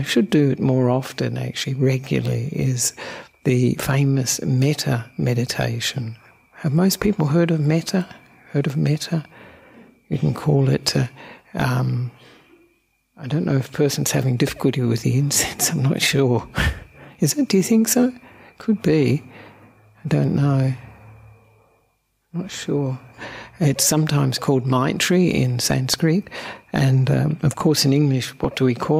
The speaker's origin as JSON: {"language": "English", "country": "Australia", "also_born_or_lived": "Sri Lanka", "said": "I'm an Australian monk who ordained with Ajahn Brahm about 25 years ago"}